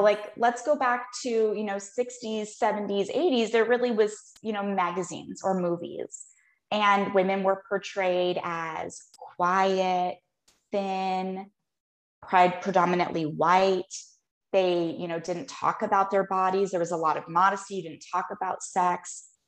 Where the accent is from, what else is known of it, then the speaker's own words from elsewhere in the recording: Phoenix, Arizona, United States; I was born and raised here